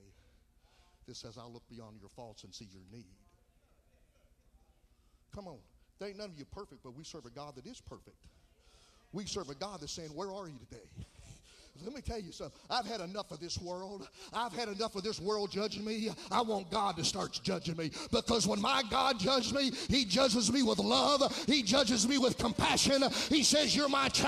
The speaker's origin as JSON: {"language": "English", "town": "Oakdale", "country": "United States", "said": "I'm from Oakdale"}